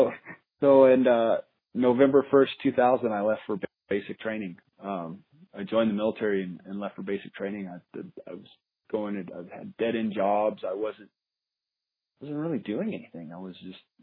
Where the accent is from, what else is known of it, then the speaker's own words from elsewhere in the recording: Albuquerque, New Mexico, United States; also born or lived in Colorado; now in Albuquerque, United States; I was born here in Albuquerque. I grew up, family was kind of a country family before Albuquerque turned into the thriving megalopolis